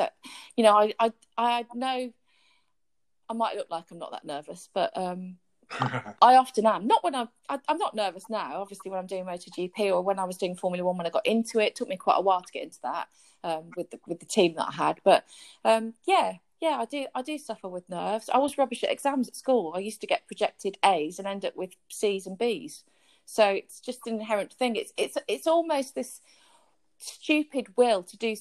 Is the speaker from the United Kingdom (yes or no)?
yes; Wolverhampton, West Midlands, United Kingdom; moved away as an adult; also born or lived in London / Japan; I'm from Wolverhampton